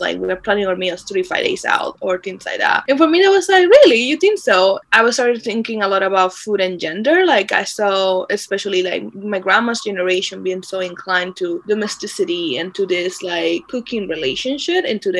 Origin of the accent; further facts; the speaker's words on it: Dominican Republic; moved away as an adult; also born or lived in Michigan; I was born and raised in the Dominican Republic